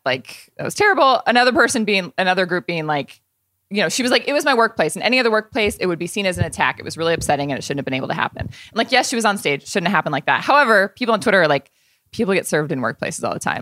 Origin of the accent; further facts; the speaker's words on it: Indiana, United States; I'm a Hoosier. I'm from Indiana